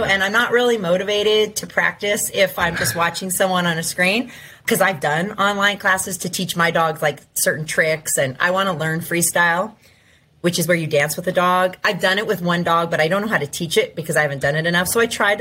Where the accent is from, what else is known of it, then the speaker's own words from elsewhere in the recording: Ventura, California, United States; moved away; I grew up in Ventura, but I moved back.